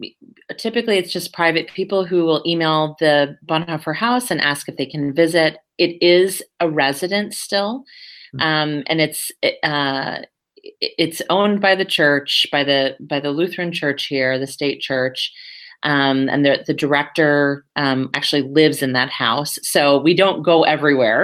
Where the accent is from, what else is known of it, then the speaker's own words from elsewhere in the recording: United States; moved away as an adult; now in Berlin, Germany; I'm an American.